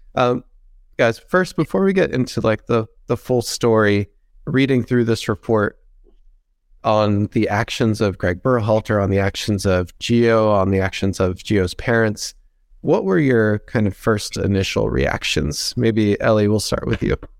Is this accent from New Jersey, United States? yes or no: yes; Princeton, New Jersey, United States; it is my hometown team.